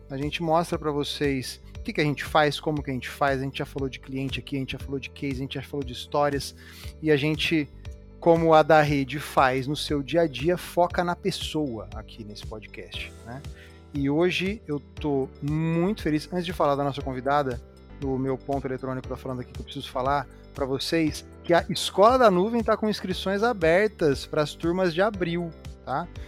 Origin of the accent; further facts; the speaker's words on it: interior of São Paulo, Brazil; now in São Paulo, Brazil; eu sou do interior de São Paulo e eu vim para a capital